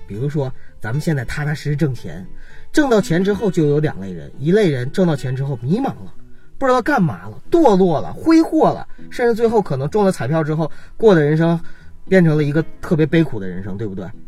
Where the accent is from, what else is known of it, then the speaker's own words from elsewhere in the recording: Northeast China, China; 在我们东北那边